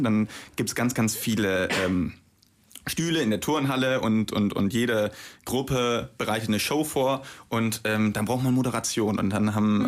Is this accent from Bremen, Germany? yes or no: yes; Bremen, Germany; ich bin ja auch gebürtig aus Bremen